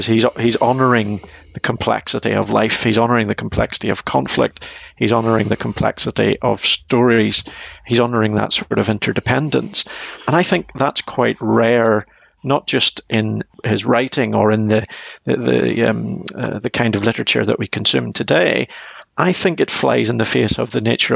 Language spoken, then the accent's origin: English; Northern Ireland, United Kingdom; I growing up in Northern Ireland during the Troubles